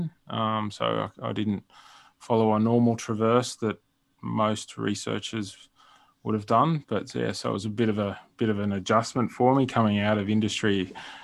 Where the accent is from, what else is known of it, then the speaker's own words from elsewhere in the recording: Sydney, New South Wales, Australia; moved away as an adult; also born or lived in La Serena, Chile; now in Armidale, Australia; I grew up in Sydney and spent most of my life there.